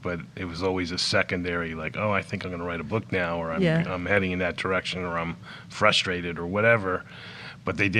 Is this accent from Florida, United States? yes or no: yes; South Florida, United States; moved away as an adult; also born or lived in Los Angeles; where I grew up in South Florida